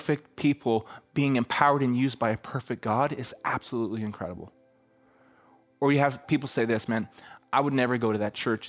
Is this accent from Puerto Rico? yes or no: no; Canada; I'm from Canada